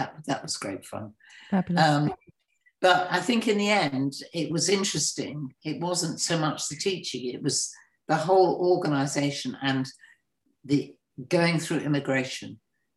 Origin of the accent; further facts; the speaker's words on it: Gloucestershire, South West England, United Kingdom; also born or lived in Kent; now in Shropshire, United Kingdom; when I grew up, the house I was born in Gloucestershire was built in 1250